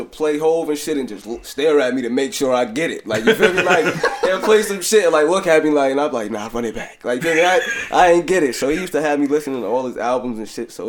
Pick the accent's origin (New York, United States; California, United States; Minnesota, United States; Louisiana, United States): New York, United States; Poughkeepsie; also born or lived in Jacksonville, Florida; growing up here, like even just wanting to play for the high school, having like Poughkeepsie off my chest